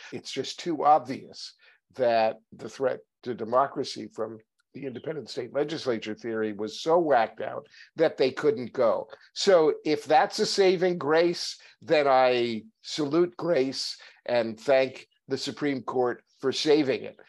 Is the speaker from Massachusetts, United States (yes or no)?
no; New York City, New York, United States; I was a Jew from New York